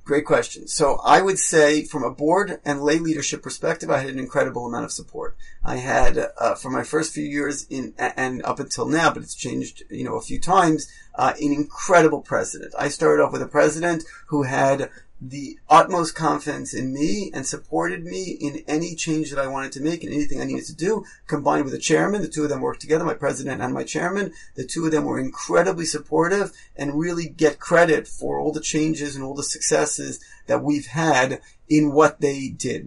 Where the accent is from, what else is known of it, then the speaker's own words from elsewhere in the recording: New York, United States; moved away as an adult; also born or lived in Israel; now in Toronto, Canada; I grew up in New York. Uh, I was a typical New Yorker in many ways